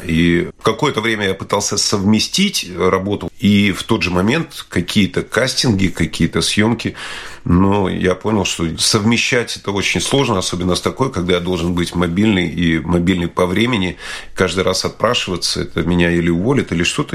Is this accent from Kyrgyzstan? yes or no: no; Latvia; moved away as an adult; now in London, United Kingdom; я горд был тем, что я родился в Латвии, и мне Латвия всегда нравилась. И да, мне нравится эта страна, это моя родина